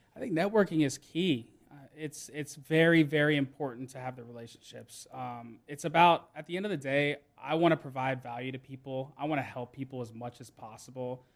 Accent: Johns Creek, Georgia, United States; I grew up in Johns Creek, Georgia

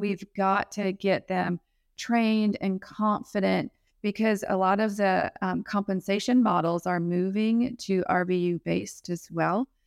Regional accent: Milwaukee, Wisconsin, United States; also born or lived in South Alabama; now in Alabama, United States; I'm from Milwaukee. originally. I'm currently living in South Alabama

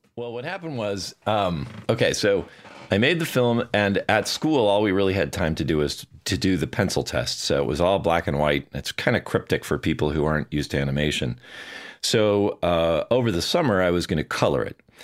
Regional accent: Bloomington, Minnesota, United States; also born or lived in Edina, Minnesota; I was born in Bloomington, Minnesota. Well, actually, Edina, but I grew up in Bloomington, which is, uh, you know, just south of the Twin Cities.

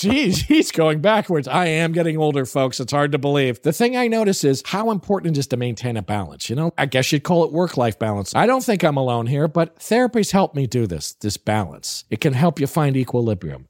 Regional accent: New Haven, Connecticut, United States; I grew up in New Haven, Connecticut.

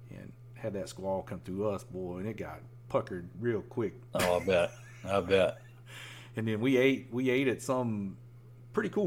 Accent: Florida, United States; also born or lived in Georgia; I grew up with it on the East Coast, Florida, and Georgia, and, and here, you know, since I've been here in '96.

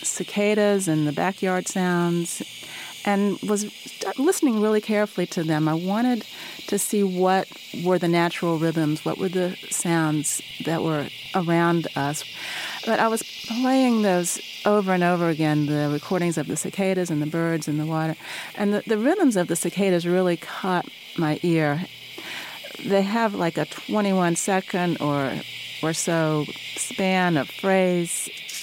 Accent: North Carolina, United States; I'm from North Carolina, and I love the summer heat.

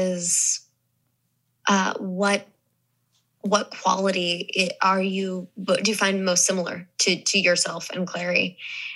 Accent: Missouri, United States; accent: Southern; moved away; also born or lived in the South / New York / Los Angeles; when I grew up in Missouri, everyone called me …

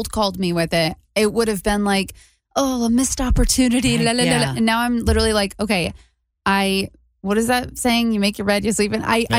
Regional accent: Connecticut, United States; moved away; I'm from Connecticut. I want to get back there

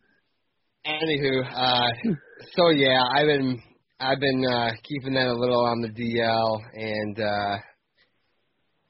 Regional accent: Michigan, United States; I'm from Michigan

